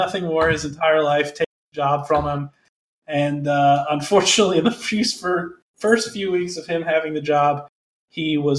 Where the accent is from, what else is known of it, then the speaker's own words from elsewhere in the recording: Plymouth, Indiana, United States; My hometown Plymouth High School.